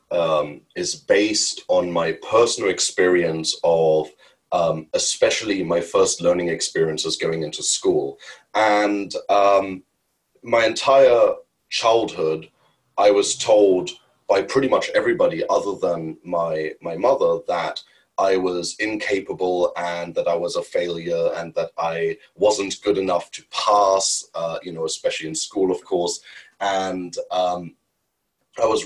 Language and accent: English; Germany; moved away as an adult; also born or lived in India; Born and bred in Germany